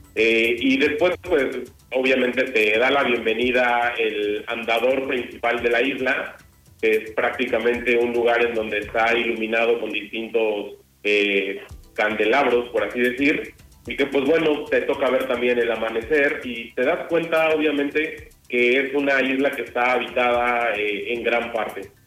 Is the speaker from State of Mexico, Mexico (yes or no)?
yes; Toluca, State of Mexico, Mexico; Yo soy de, de Toluca, en el Estado de México